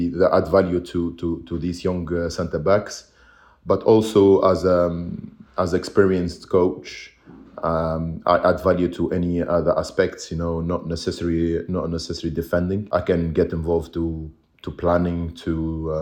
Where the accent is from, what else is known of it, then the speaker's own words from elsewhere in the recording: Tunisia; moved away as an adult; also born or lived in England / United States; now in Belgium; I was maybe the first Tunisian who, born and raised in Tunisia